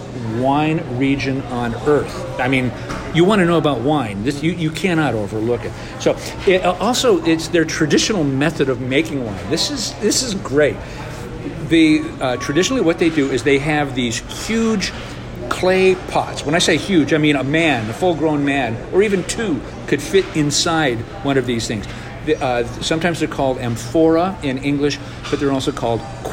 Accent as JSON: {"language": "English", "region": "California", "country": "United States", "moved": "yes", "said": "I'm from California originally"}